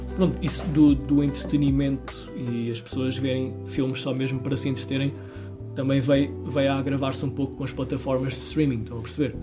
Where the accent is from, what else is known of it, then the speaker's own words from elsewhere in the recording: Castelo Branco, Centro, Portugal; also born or lived in Lisbon; eu também sou de Castelo Branco